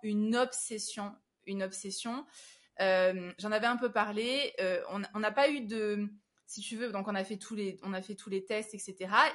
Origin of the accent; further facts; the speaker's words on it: Avignon, Provence-Alpes-Côte d'Azur, France; now in Paris, France; je suis originaire d'Avignon